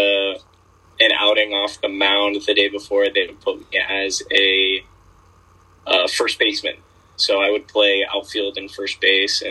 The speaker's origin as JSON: {"language": "English", "region": "Florida", "country": "United States", "tie": "born or raised there", "also_born_or_lived": "Virginia", "said": "when I moved to Florida from Virginia at like 7 or 8 years old"}